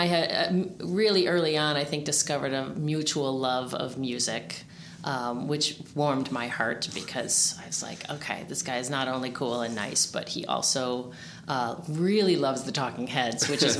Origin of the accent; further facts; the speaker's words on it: Oak Park, Illinois, United States; also born or lived in Chicago; I grew up here. I grew up in Oak Park